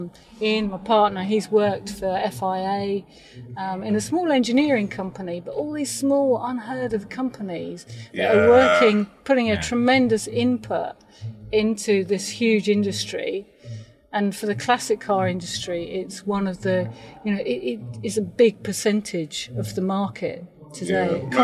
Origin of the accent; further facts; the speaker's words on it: United Kingdom; We're very British in standing in line and waiting for people to give compliments rather than to push ourselves out there.